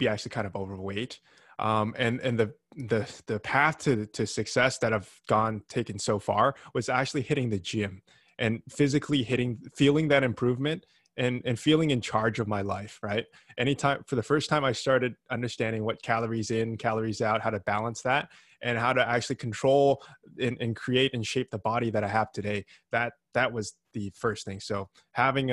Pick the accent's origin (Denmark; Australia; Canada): Canada; Vancouver, British Columbia; I'm from Vancouver in Canada.